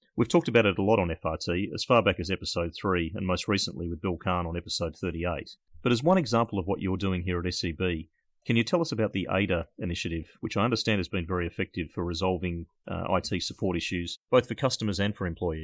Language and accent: English; Australia; accent: Australian; my Australian accent